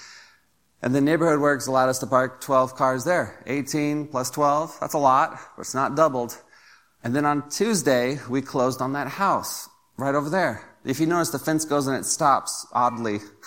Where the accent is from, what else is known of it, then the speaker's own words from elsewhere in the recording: United States; as American Christians